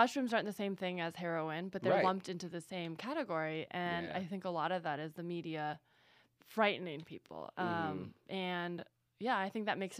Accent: San Francisco Bay Area, California, United States; I'm from the Bay Area, so of course.

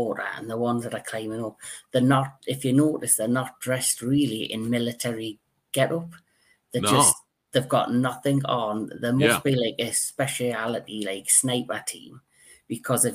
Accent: United Kingdom; I'm British

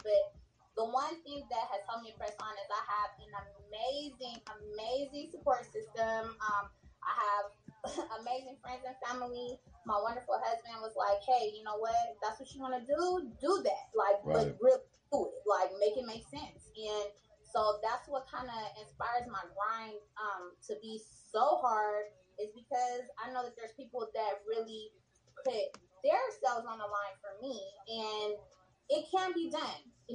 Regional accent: South San Francisco, California, United States; moved away as an adult; also born or lived in Oakland, California; now in Los Angeles, United States; I grew up in South San Francisco, like the Peninsula area

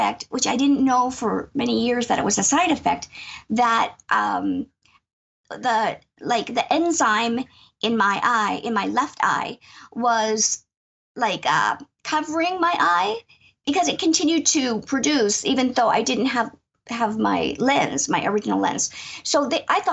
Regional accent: Erie, Pennsylvania, United States; moved away as an adult; I'm from Erie, Pennsylvania, Northwest Pennsylvania, and I grew up here. I live in my childhood home

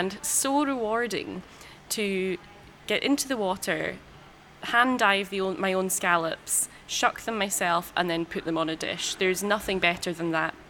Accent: Skye, Scotland, United Kingdom; moved away as an adult; also born or lived in London; I was born and bred on Skye, grew up here, and actually grew up in a hotel not too many miles away from here

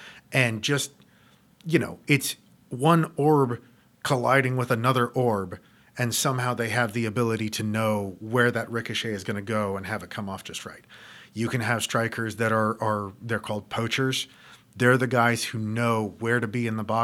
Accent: United States

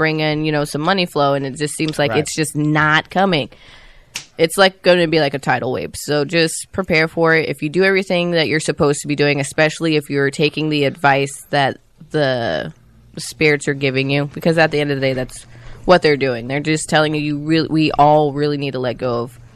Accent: Sarasota, Florida, United States; was born in Sarasota

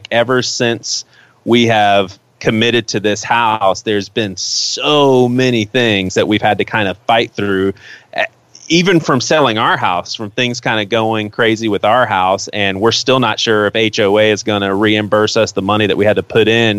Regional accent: Charleston, South Carolina, United States; growing up in Charleston

